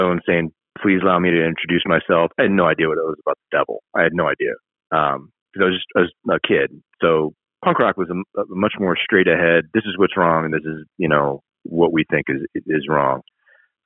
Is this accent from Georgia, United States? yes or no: yes; Marietta, Georgia, United States; moved away as an adult; also born or lived in Washington; I grew up in Marietta